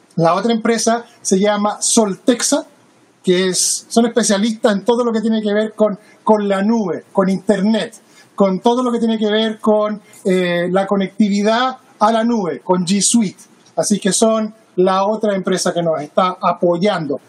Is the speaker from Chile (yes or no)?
yes; Chile; now in Seattle, United States; Yo soy chileno